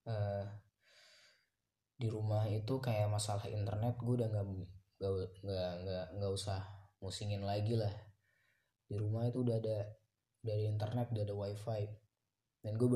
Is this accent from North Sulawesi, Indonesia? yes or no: no; Pangkal Pinang, Bangka Belitung Islands, Indonesia; kalau di kalau di kalau di kota gue di Pangkal Pinang udah bisa sih kayak nongkrong nongkrong